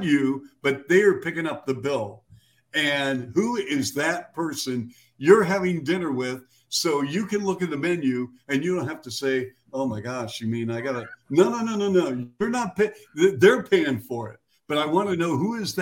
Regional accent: Seattle, Washington, United States; moved away as an adult; now in Chicago, United States; my hometown of Seattle

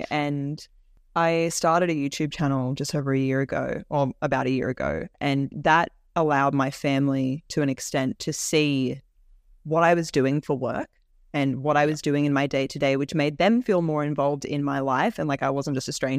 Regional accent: Orange, New South Wales, Australia; child me growing up in Orange couldn't even imagine.

